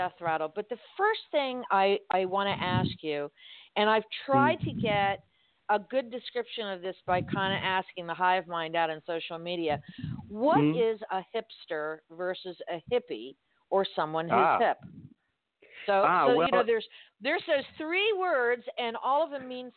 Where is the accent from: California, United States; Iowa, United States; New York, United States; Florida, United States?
Florida, United States; Miami; moved away; growing up in Miami